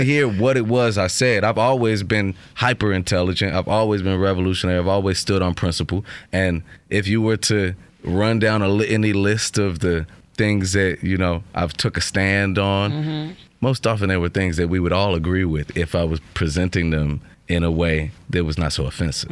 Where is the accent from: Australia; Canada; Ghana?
Ghana; also born or lived in Chicago; I'm from Ghana